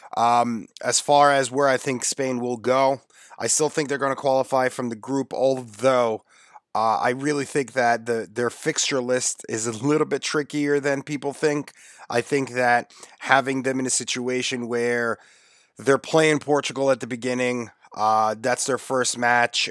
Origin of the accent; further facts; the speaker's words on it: United States; also born or lived in New York; I'm an American